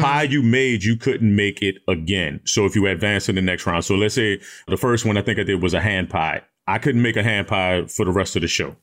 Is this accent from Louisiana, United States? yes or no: yes; New Orleans, Louisiana, United States; Even though I'm from New Orleans, my style of, of New Orleans cooking